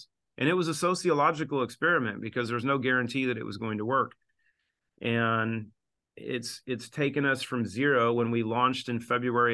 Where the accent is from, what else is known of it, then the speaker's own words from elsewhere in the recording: Southwest Washington, United States; also born or lived in Seattle; I grew up in Southwest Washington and lived in Seattle